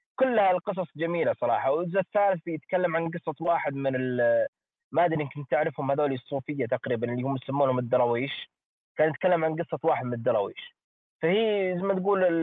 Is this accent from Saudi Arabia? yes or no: yes; Saudi Arabia